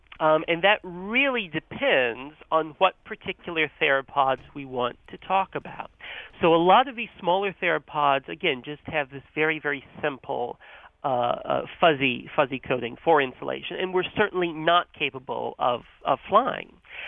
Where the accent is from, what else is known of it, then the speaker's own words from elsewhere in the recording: North Carolina, United States; So I grew up in North Carolina, and I had that same experience of seeing pileated woodpeckers outside